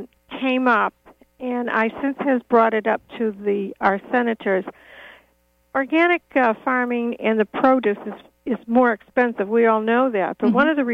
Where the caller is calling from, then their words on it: Dover-Foxcroft, Maine, United States; I'm from Dover, Foxcroft.